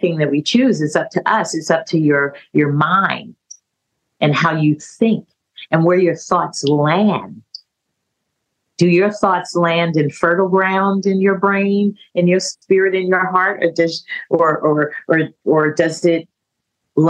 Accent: California, United States; moved away as an adult; also born or lived in San Francisco; I was from California

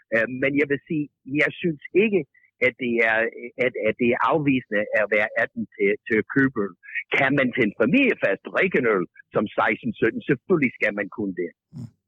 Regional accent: United States; Danish is a second language; now in Denmark; jeg er amerikaner

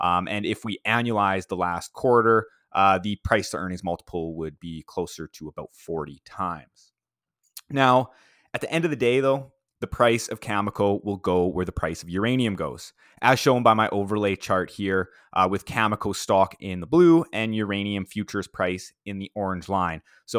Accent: Saskatoon, Saskatchewan, Canada; in my hometown of Saskatoon, Saskatchewan.

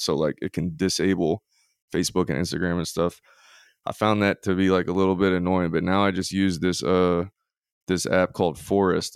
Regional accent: Louisiana, United States; moved away as an adult; now in Mississippi, United States; I am from Louisiana, in the swamps of Louisiana

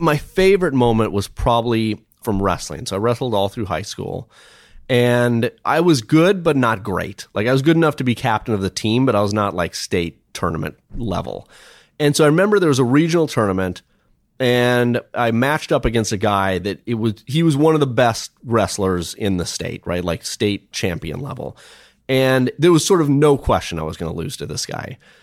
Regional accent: Minnesota, United States; I grew up in Minnesota

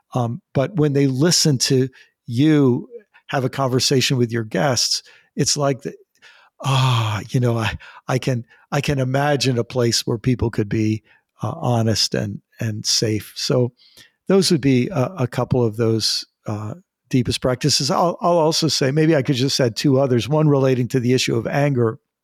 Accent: United States; I'm an American.

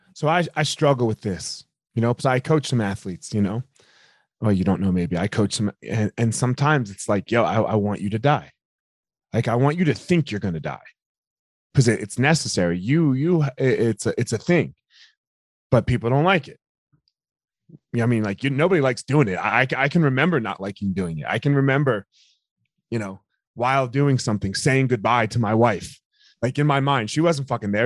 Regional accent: Philadelphia, Pennsylvania, United States; I grew up in Philadelphia, so we're right outside of Philadelphia

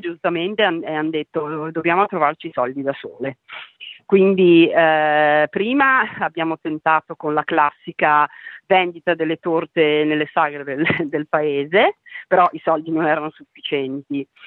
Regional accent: Trentino-Alto Adige, Italy; io sono trentina

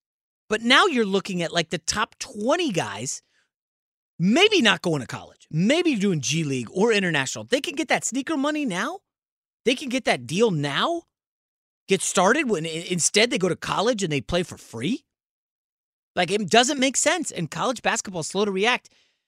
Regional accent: Virginia, United States; Patrick Ewing and Georgetown were a huge deal where I grew up in Northern Virginia.

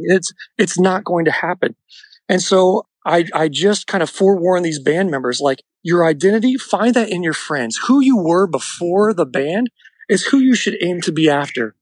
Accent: Florida, United States; moved away as an adult; also born or lived in Nashville, Tennessee / Albuquerque, New Mexico; I'm from Florida, where I'm calling you from today, where we live back here now.

